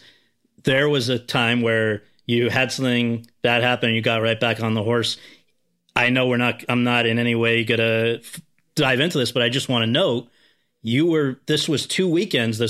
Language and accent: English; New Haven, Connecticut, United States; Yale in my hometown